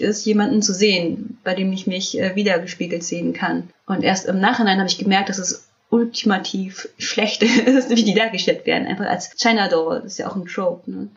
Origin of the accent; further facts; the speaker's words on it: Germany; Ich bin ja in Deutschland geboren